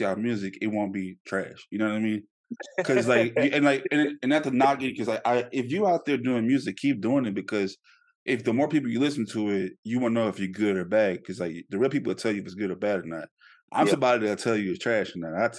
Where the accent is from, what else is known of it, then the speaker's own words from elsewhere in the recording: Shreveport, Louisiana, United States; moved away; where are you from? I said, Shreveport